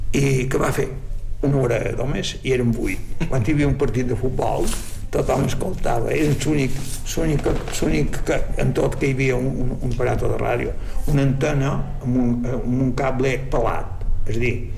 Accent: Llucmajor, Balearic Islands, Spain; Vaig néixer a Llumajor, però nosaltres estàvem a Sonavall.

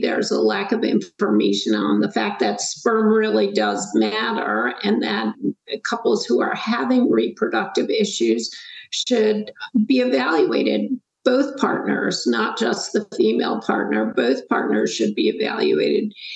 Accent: Schenectady, New York, United States; moved away as an adult; also born or lived in North Carolina; I grew up in upstate New York, a little town called Schenectady, left and went to college at the University of North Carolina

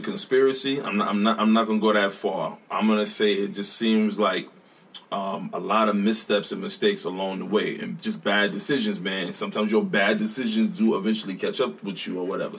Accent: New York City, New York, United States; moved away; I'm from Brooklyn

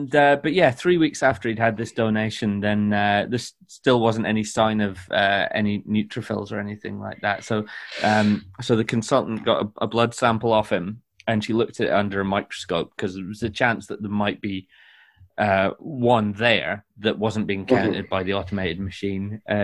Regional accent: Scotland, United Kingdom; No, face it. It's just the smell of being Scottish.

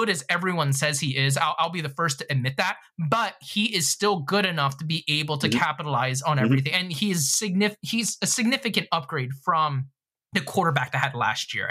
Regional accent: Philadelphia, Pennsylvania, United States; growing up in Philadelphia, Washington, D.C. is pretty close to me

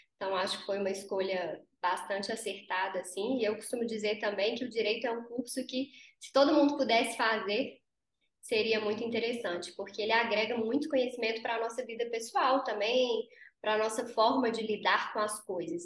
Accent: Conselheiro Lafaiete, Minas Gerais, Brazil; moved away as an adult; now in Belo Horizonte, Brazil; eu sou do interior, eu sou de Lafayette, conselheiro Lafayette.

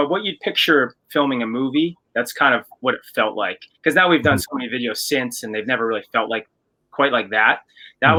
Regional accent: Canada; we're Canadian and we didn't have MTV in Canada

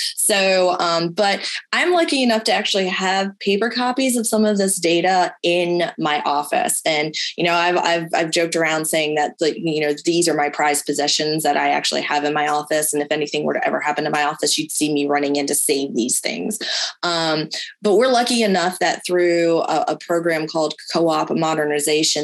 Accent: Delmarva Peninsula, United States; moved away; I grew up in the Delmarva area

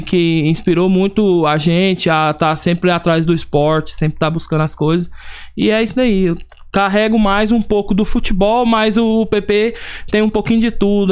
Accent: Goiânia, Goiás, Brazil; moved away as an adult; now in United States; sou natural de Goiânia, Goiás

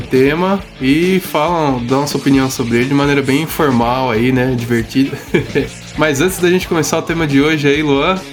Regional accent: Osasco, São Paulo, Brazil; nós somos da cidade de Osasco, né, de São Paulo

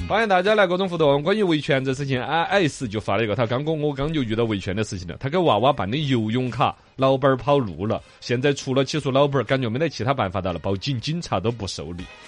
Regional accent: China; 我们中国人

